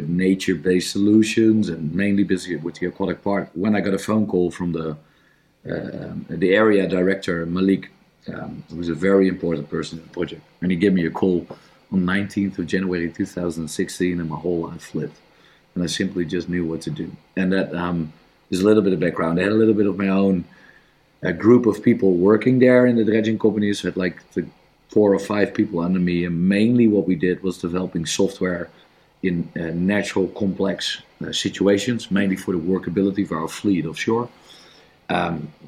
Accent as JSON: {"language": "English", "country": "Netherlands", "said": "I'm from the Netherlands."}